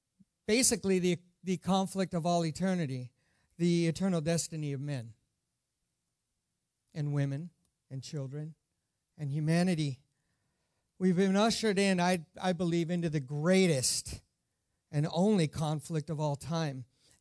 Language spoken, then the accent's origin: English; Ireland; I am Irish, so I didn't wear any green because I'm actually exempt being Irish